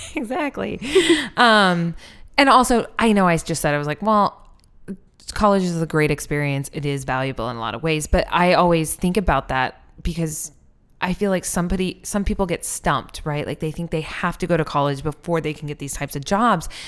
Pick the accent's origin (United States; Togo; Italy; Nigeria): United States; Iowa; also born or lived in Seattle, Washington; now in Philadelphia, United States; Iowa, where I, like, grew up a bunch